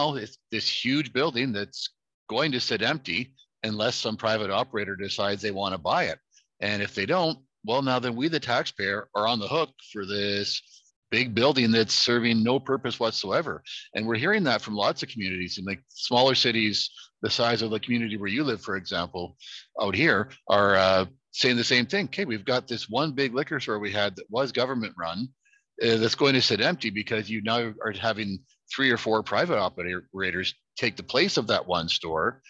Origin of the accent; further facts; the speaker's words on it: Alberta, Canada; moved away; I grew up in Alberta when they privatized liquor stores there in the 90s